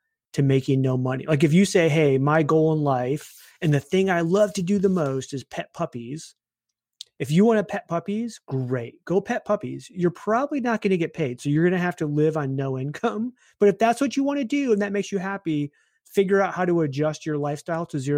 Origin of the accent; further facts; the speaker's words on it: Michigan, United States; I grew up in Michigan